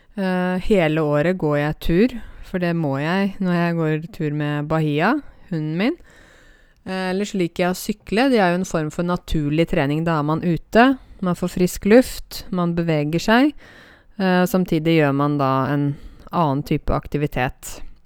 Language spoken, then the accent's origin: Norwegian; Åmot, Buskerud, Norway; Åmot, der jeg kommer fra